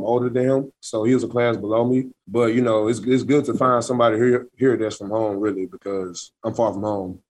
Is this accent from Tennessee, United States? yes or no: yes; Memphis, Tennessee, United States; moved away; I'm from Memphis, Tennessee.